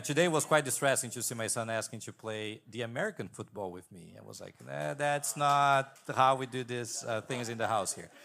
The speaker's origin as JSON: {"language": "English", "country": "Brazil", "also_born_or_lived": "Boston, Massachusetts", "moved": "yes", "lives_now": "Redlands, United States", "said": "I'm originally from Brazil."}